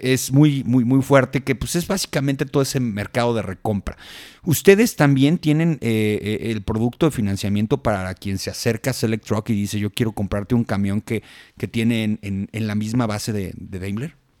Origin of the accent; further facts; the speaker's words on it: Mexico; como transportistas mexicanos